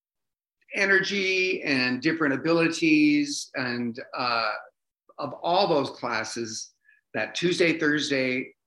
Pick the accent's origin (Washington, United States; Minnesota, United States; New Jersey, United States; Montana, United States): Washington, United States; Bremerton; also born or lived in Las Vegas, United States / New York, United States / Seattle, United States; now in Redmond, United States; Bremerton, it's a Navy town, population 35,000. And that's where I grew up